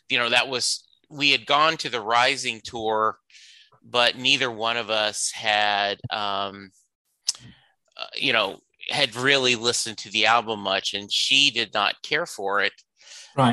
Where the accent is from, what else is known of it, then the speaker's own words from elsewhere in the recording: the South, United States; I grew up in the South